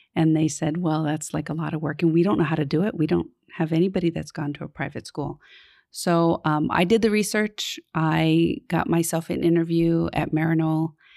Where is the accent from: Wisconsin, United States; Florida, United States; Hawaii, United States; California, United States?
Hawaii, United States; Honolulu; I grew up in Kalihi, um, off of Liliha Street.